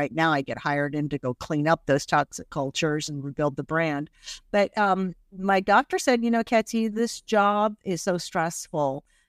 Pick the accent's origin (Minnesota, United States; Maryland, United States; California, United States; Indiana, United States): Indiana, United States; English is a second language; moved away; also born or lived in Iran / Washington, D.C.; I grew up in the Midwest and I had a great upbringing in Indiana, but it was hard, like, right? I didn't look like the other kids. I got beaten up a lot. I started first grade not knowing a word of English.